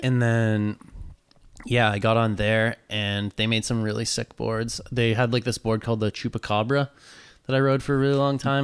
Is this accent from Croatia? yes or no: no; North Vancouver, British Columbia, Canada; I grew up in North